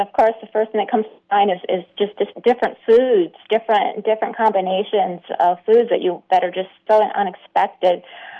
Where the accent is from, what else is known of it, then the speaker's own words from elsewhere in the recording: United States; also born or lived in Austin, Texas; growing up as an American